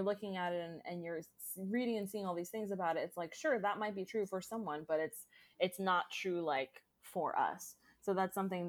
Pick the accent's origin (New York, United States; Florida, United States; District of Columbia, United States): Florida, United States; Orlando; I am born and raised in Orlando, like I was born in the Florida hospital. And like I said, I've lived all over Central Florida, but always in somewhere in Central Florida.